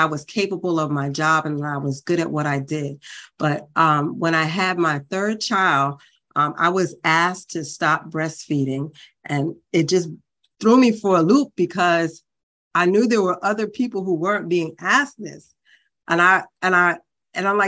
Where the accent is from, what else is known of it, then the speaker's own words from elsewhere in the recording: New York City, New York, United States; I grew up in Brooklyn, New York